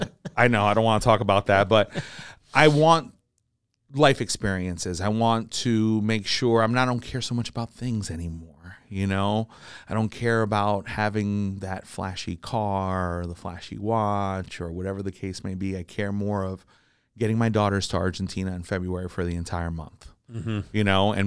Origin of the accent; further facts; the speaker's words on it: Jersey City, New Jersey, United States; I'm from Jersey City.